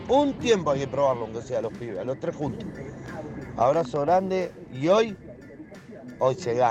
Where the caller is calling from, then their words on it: Lanús, Buenos Aires Province, Argentina; Buen día gente … de Lanús.